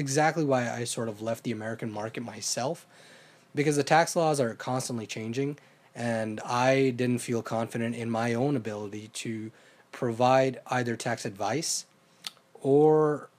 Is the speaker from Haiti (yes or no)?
no; Canada; I'm a Canadian citizen, right?